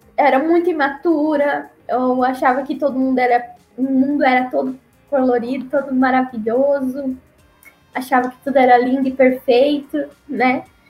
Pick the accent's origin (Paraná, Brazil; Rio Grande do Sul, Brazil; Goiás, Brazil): Paraná, Brazil; moved away as an adult; also born or lived in Acre / Amazonas; eu sou do, sou do Paraná